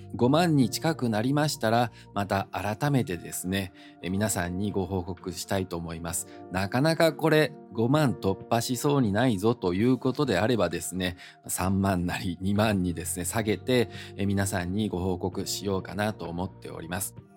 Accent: Osaka, Japan; moved away as an adult; also born or lived in Taiwan / France; 大阪生まれの大阪育ち、純粋な日本人でございます

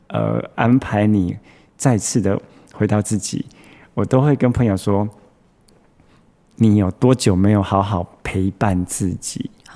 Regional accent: Taichung, Taiwan; 我是台中的小孩，是。然后你知道我们台中人

